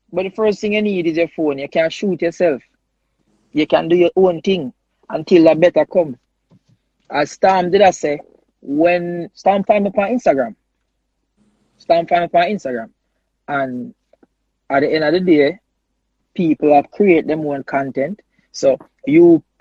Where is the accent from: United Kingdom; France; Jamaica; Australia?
Jamaica